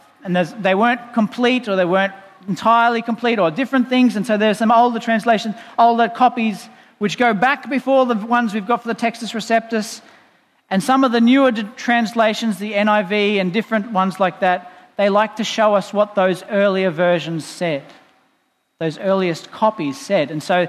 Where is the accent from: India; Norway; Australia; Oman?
Australia; Boonah, Queensland; in the town I grew up in Boona. Hello, people listening in Boona.